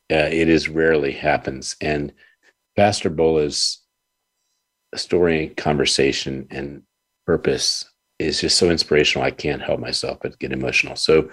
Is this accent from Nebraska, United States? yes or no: no; Washington, District of Columbia, United States; moved away; So how exciting it is to be … in Washington, D.C. and being back in my hometown